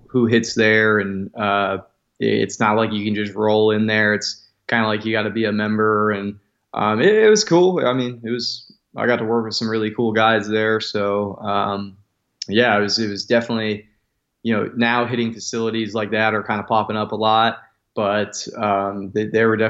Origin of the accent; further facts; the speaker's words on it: Las Vegas, Nevada, United States; moved away as an adult; also born or lived in Central Valley, California; I grew up in Southern Nevada in Las Vegas.